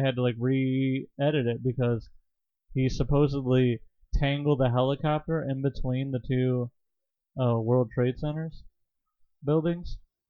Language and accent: English; Michigan, United States; I'm from Michigan.